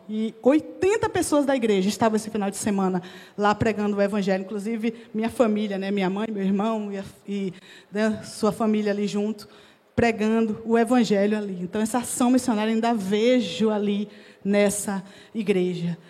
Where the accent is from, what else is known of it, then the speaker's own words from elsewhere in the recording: Jequié, Bahia, Brazil; moved away; also born or lived in Vitória da Conquista, Bahia; eu sou baiana, eu nasci na cidade de Vitória da Conquista, na Bahia, e cresci desde cedo numa outra cidade próxima chamada Jequié.